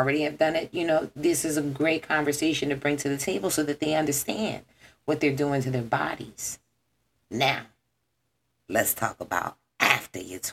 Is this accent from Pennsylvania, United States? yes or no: yes; Philadelphia, Pennsylvania, United States; I am born, raised, lived, you know, in this city